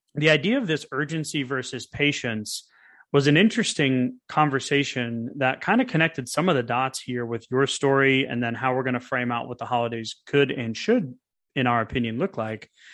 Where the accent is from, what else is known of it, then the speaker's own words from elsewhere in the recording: New England, United States; growing up in New England